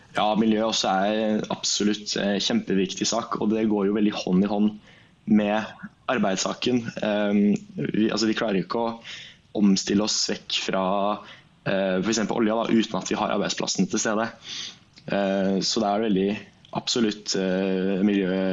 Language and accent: Norwegian; Fredrikstad, Østfold, Norway; jeg kommer fra Fredrikstad